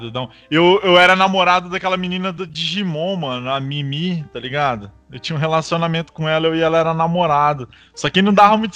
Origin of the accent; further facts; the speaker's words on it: Piracicaba, São Paulo, Brazil; Sou de Piracicaba, São Paulo.